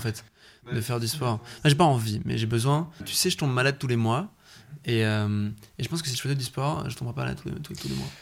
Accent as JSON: {"language": "French", "country": "Belgium", "said": "chez nous en Belgique"}